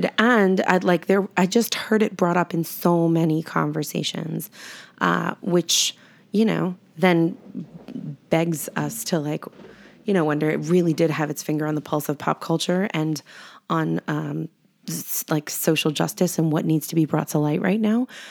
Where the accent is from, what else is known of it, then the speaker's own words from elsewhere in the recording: New York, United States; moved away as an adult; also born or lived in Arizona; I grew up in New York in the eighties